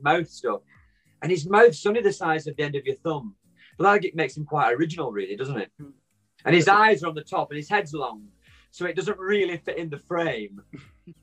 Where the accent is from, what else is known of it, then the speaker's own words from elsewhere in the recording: Wigan, North West England, United Kingdom; I'm from Wigan. I live in Wigan. It's a little tiny town in the northwest of England.